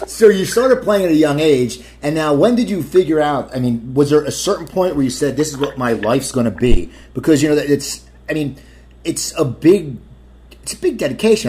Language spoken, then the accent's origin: English; Cherry Hill, New Jersey, United States; I'm from Cherry Hill.